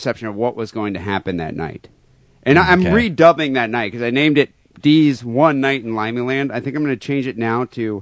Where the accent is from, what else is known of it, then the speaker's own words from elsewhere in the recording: United States; I'm a 36-year-old American.